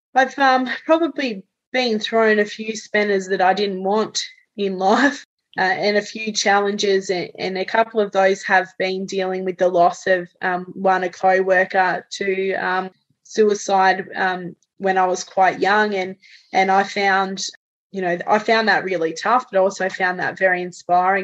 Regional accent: Tasmania, Australia; also born or lived in Canada; we're talking in Tasmania, uh, we're, we're, not a massive place

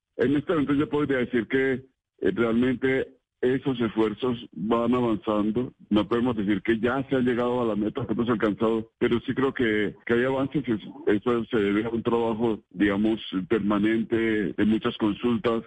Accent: Colombia; como nación colombiana

